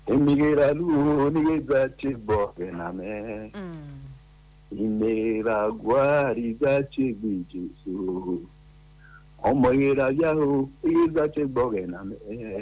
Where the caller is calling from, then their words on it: Madala, Niger State, Nigeria; first language Etako; calling from Madala, Niger State.